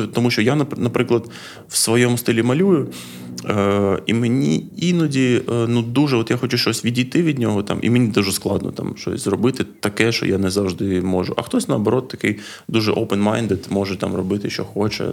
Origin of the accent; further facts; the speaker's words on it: Odesa, Odesa Oblast, Ukraine; also born or lived in Lviv; Я з Одеси